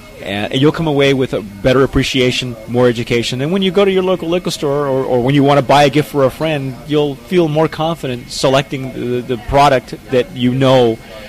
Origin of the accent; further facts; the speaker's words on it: California, United States; and preferably, because I'm from California, it's a California white Zin.